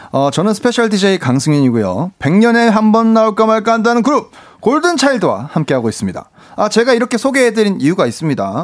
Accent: Changwon, South Gyeongsang, South Korea; accent: Gyeongsang; also born or lived in Busan; 저는 원래 부산에서 태어나고 부산에서 자란 건 이제 창원에서 자. 아, 창원에서 네. 자랐고.

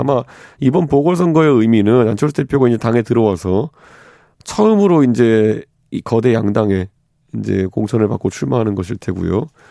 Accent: South Korea; 제가 이제 한국 사람이

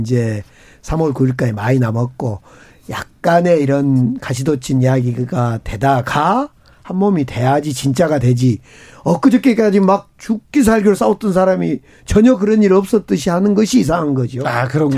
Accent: Gwangju, South Korea; 광주, 이제 저희 광주 출신이고

